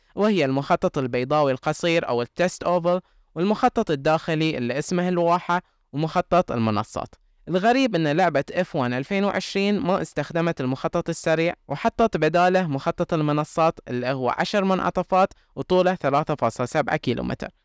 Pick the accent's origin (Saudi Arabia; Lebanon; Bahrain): Bahrain